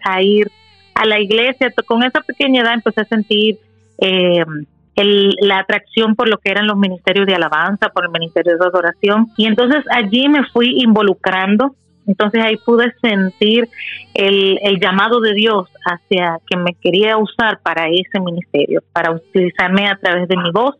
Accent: Dominican Republic; Soy nacida de la, en la República Dominicana

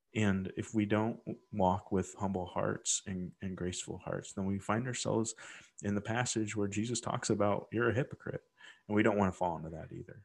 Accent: Midwest, United States; growing up in the Midwest

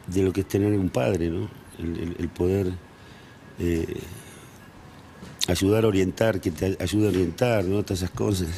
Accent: Hurlingham, Buenos Aires Province, Argentina; moved away; also born or lived in Villa Devoto, Buenos Aires; crecí en, en Hurlingham, que en esa época era había mucho potrero, muchos árboles

